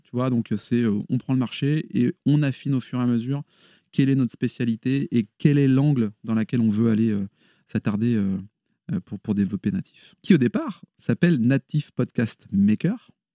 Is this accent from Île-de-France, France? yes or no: yes; Paris region, Île-de-France, France; moved away as an adult; now in Lille, France; Je suis originaire de la région parisienne. Mais ça y est, je suis Lillois, euh, il y a prescription depuis 20 ans.